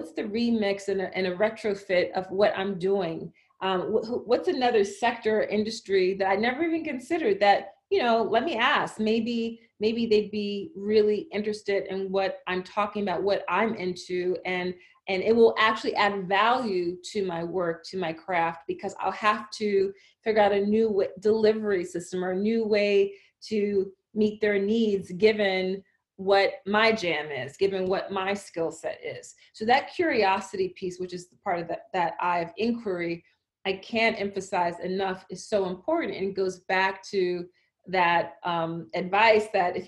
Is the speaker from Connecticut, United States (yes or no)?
no; Philadelphia, Pennsylvania, United States; I grew up in Philadelphia, Philly public library system